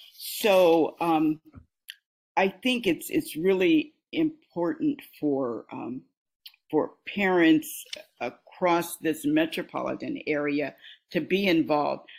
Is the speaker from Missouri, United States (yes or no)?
no; Des Moines, Iowa, United States; the era in which I grew up in Des Moines